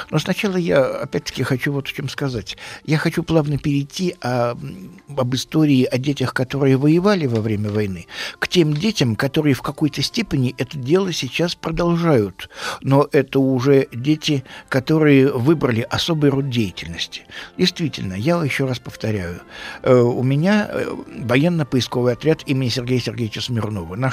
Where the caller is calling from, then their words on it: Magnitogorsk, Chelyabinsk Oblast, Russia; Я из Магнитогорска.